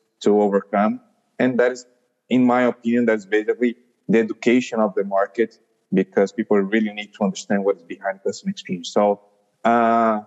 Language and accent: English; São Paulo, Brazil; I'm from Brazil, São Paulo